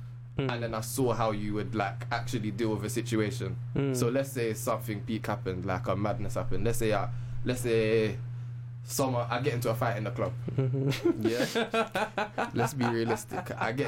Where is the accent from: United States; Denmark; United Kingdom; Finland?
United Kingdom; London; because we're from South London